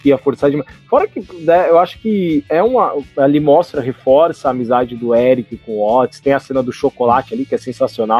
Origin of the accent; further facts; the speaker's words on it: Brazil; eu sou brasileiro. Eu ouço no Brasil.